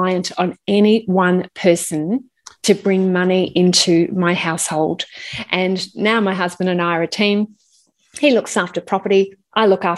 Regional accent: Melbourne, Victoria, Australia; I grew up in Melbourne and definitely a Melbourne girl.

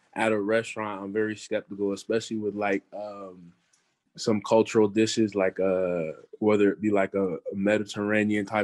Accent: Garland, Texas, United States; growing up in Garland in the Dallas area

